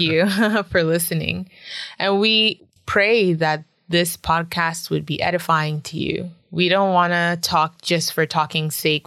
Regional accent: Randolph, Massachusetts, United States; moved away as an adult; also born or lived in Boston, Massachusetts / Florida; now in Changchun, China; I grew up in Randolph

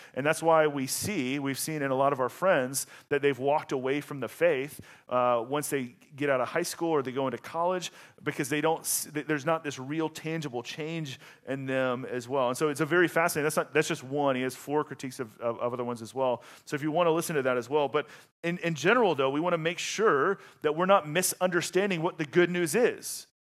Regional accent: the South, United States; moved away; I'm from the South

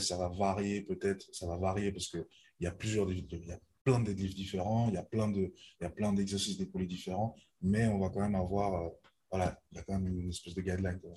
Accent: Lausanne, Vaud, Switzerland; j'ai 25 ans, je viens de Lausanne

